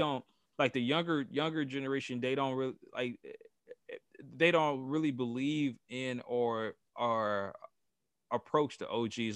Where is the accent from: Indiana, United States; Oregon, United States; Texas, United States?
Indiana, United States; Gary; I'm from Gary, Indiana. I was raised on the west side in what people call bottom side